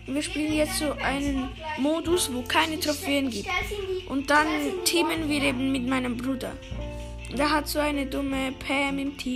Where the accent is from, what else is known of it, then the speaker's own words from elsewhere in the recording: Switzerland; accent: Swiss German; aber ich bin eine Schweizer, darum kann ich nicht so gut.